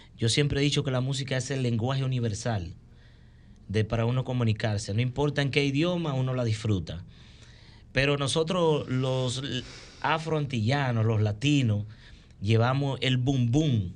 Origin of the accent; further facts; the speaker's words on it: Santiago de los Caballeros, Santiago, Dominican Republic; soy primeramente soy santiaguero